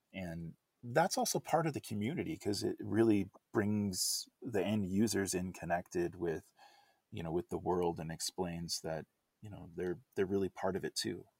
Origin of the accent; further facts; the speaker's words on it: United States; as an English-speaking American